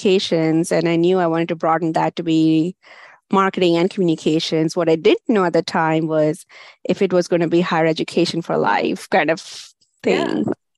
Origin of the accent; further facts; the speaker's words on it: India; moved away as an adult; now in United States; I had a bachelor's degree in India